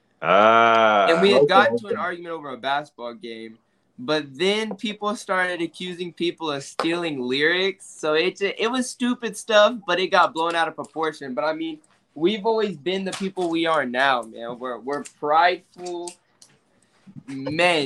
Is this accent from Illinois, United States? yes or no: no; Florida, United States; we're from Florida